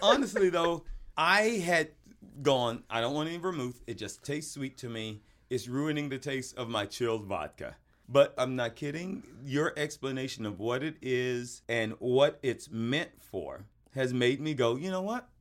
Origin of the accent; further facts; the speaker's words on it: the South, United States; moved away; also born or lived in Sherman Oaks; We're both Southerners.